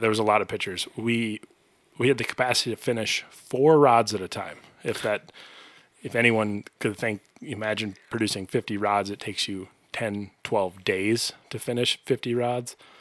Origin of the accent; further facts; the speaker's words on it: White Bear Lake, Minnesota, United States; I grew up in White Bear Lake, very close to a very, very good fishing lake.